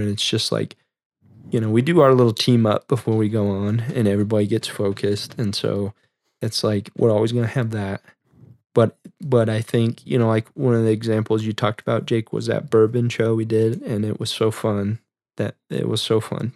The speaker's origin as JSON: {"language": "English", "region": "Midwest", "country": "United States", "said": "we're from the Midwest"}